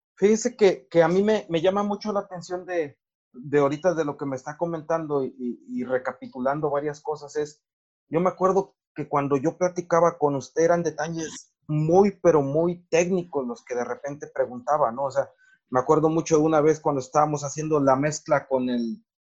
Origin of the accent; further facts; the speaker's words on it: Morelos, Mexico; en mi pueblo y en nuestra región hay un montón de ingenieros agrónomos